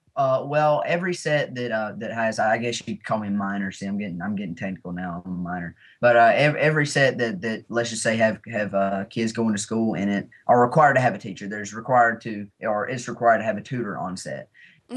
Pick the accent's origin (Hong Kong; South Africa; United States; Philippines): United States; Alabama; we're both from Alabama. This was the first film that I've ever filmed in my home state